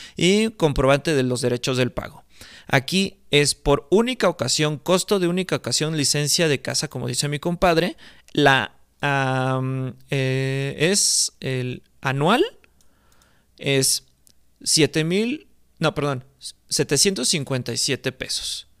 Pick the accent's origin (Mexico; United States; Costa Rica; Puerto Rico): Mexico; aquí en mi país